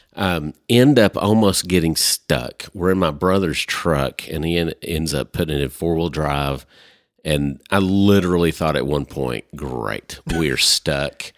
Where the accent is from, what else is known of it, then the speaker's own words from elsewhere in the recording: Arkansas, United States; We're from Li-, we're from Arkansas